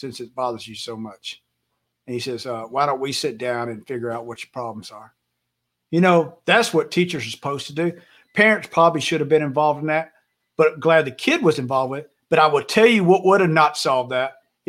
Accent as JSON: {"language": "English", "town": "Mount Pleasant", "country": "United States", "said": "I'm from Mount Pleasant"}